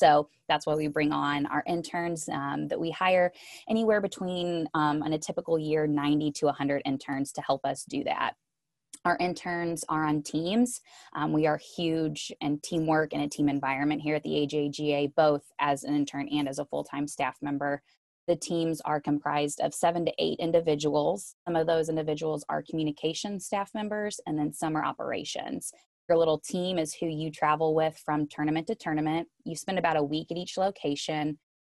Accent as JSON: {"language": "English", "region": "Missouri", "country": "United States", "lives_now": "Atlanta, United States", "said": "I joked that when I moved to Atlanta from Missouri, I obviously had to pack up a U-Haul with all of my stuff"}